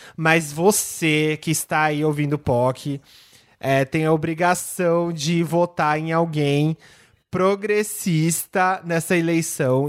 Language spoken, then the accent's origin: Portuguese; São Paulo, Brazil; Eu tenho, eu tenho família lá no Campo Limpo, eu, eu cresci, a, parte da minha infância inteira lá